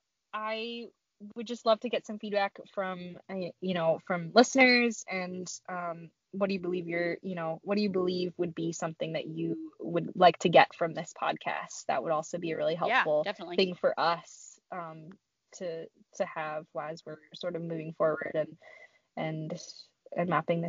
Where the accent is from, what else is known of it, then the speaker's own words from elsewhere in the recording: Maine, United States; moved away as an adult; also born or lived in Pennsylvania; now in Michigan, United States; I grew up in Maine, and so I'm from like the, you know, basically Canada. I grew up in Maine.